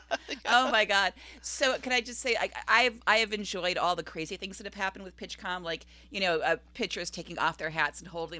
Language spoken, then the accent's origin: English; Cleveland, Ohio, United States; When I was growing up in Cleveland